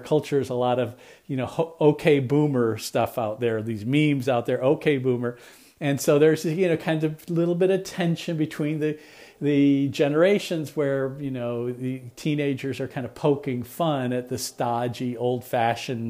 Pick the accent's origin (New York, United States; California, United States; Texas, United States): Texas, United States; South; moved away; I grew up in South Texas